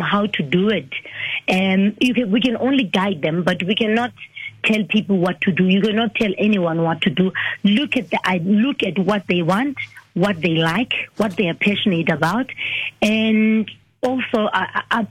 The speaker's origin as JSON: {"language": "English", "region": "Eastern Cape", "country": "South Africa", "said": "I'm coming from the Eastern Cape"}